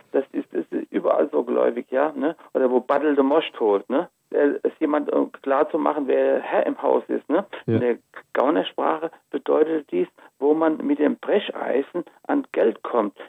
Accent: Rhenish Hesse, Rhineland-Palatinate, Germany; Rheinhessen ist das Gebiet, wo ich aufgewachsen bin, wo meine Wurzeln sind und wo ich geforscht habe

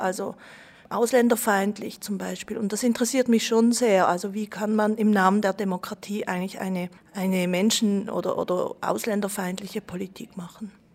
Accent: Switzerland; ich bin in der Schweiz geboren

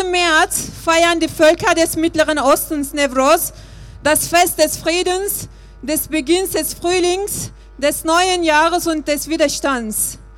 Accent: Turkey; now in Germany; Ähm, ich bin Kurden, ich komme aus der Türkei

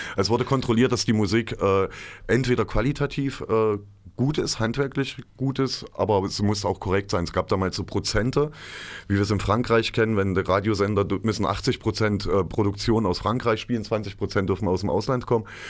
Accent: Johannesplatz, Thuringia, Germany; Wir sind dann alle am Johannesplatz groß geworden.

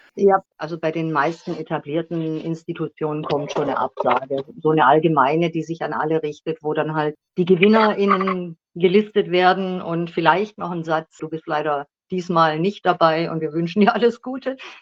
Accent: Schwäbisch Gmünd, Baden-Württemberg, Germany; accent: South German; now in Berlin, Germany; ich bin in Schwäbisch Gmünd geboren worden, aber ich lebe schon seit gefühlten 100 Jahren in Berlin

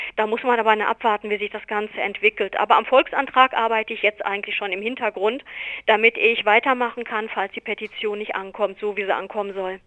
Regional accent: Germany; bei uns in Deutschland

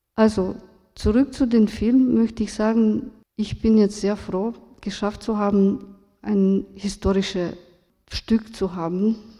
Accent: Romania; German is a second language; moved away; also born or lived in Vienna, Austria; Ich bin aus Rumänien, in Rumänien aufgewachsen

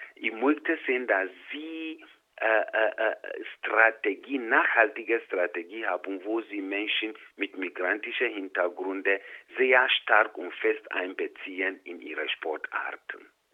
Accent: Ghana; moved away as an adult; now in Innsbruck, Austria; ich bin in Ghana geboren, aufgewachsen, mit 28 Jahren nach Österreich gekommen

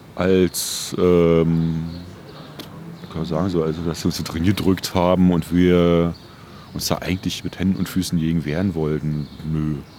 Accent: Berlin, Germany; ich komme aus Ostberlin

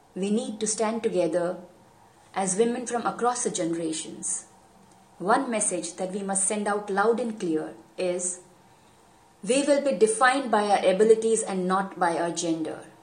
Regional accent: India; I am from India

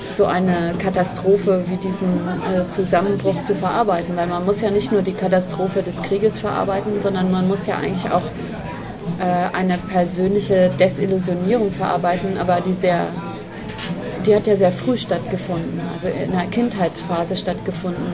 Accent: the West, West Germany, Germany; ich komme ja nun aus dem Westen und äh, denke, kenne auch eben viele oder bin in einer Region aufgewachsen, die sehr stark geprägt ist von diesem Wirtschaftswunder

